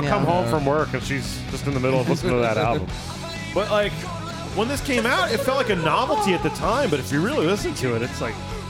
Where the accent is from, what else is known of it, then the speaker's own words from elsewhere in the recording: United States; I'm an American with bad teeth.